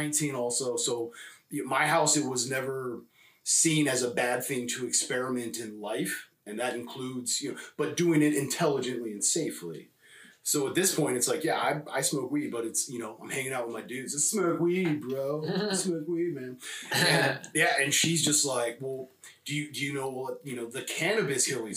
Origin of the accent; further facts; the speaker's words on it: California, United States; also born or lived in Spain / Los Angeles; I was raised born in Spain and raised in, you know, California